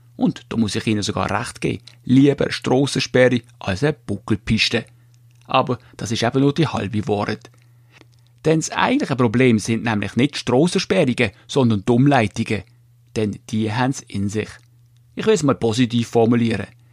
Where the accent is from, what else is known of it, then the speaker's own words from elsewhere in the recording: Switzerland; bei uns in der Schweiz